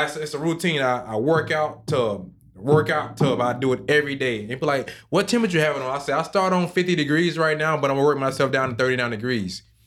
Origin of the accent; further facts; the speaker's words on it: South Georgia, United States; moved away as an adult; now in Key Biscayne, United States; I'm actually from a small town, and I grew up on a farm where I rode horses